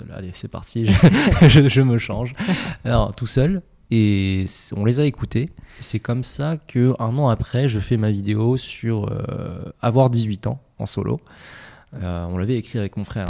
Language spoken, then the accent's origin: French; Noisy-le-Grand, Île-de-France, France; also born or lived in Paris; on a grandi à Noisy-le-Grand avant mhm. de déménager pour Paris dans le 3e arrondissement